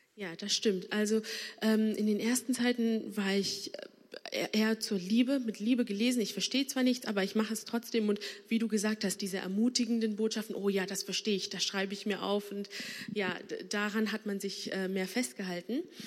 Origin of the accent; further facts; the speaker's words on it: Bonn, North Rhine-Westphalia, Germany; ich bin hier gebürtige Bonnerin. Ähm, meine Eltern kommen aber aus Sri Lanka